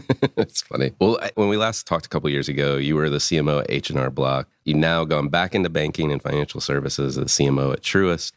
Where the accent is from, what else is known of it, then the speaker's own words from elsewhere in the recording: Concord, North Carolina, United States; I grew up twenty miles from here